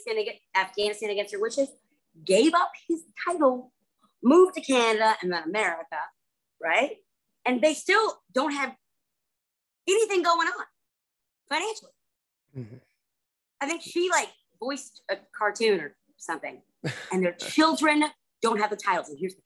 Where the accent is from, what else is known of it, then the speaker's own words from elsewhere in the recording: Charleston, South Carolina, United States; I'm from Charleston, South Carolina.